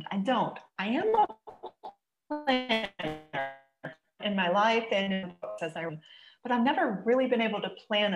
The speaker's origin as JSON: {"language": "English", "region": "South Carolina", "country": "United States", "said": "I'm from South Carolina"}